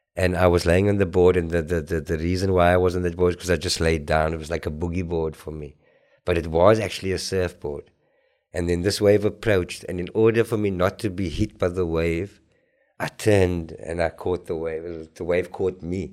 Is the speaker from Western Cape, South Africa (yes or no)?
yes; Cape Town, Western Cape, South Africa; I was very fair skinned where I grew up in Grassy Park, uh, Clip Road